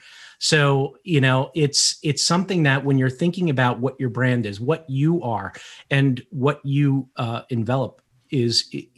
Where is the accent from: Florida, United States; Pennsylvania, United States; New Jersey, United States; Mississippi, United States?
New Jersey, United States; first language Portuguese; English is a second language; I grew up in New Jersey, a blue collar mentality with a blue collar family of immigrants that came over. I'm first generation American. I didn't speak English when I went to school, and I learned how to speak English thanks to Sesame Street.